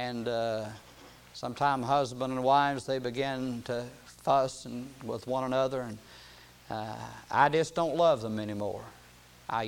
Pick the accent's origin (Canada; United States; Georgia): United States; I was born in America and why I was born in a part of America where I could hear the gospel